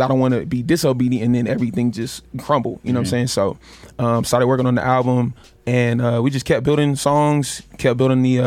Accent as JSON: {"language": "English", "region": "North Carolina", "country": "United States", "said": "I'm from North Carolina"}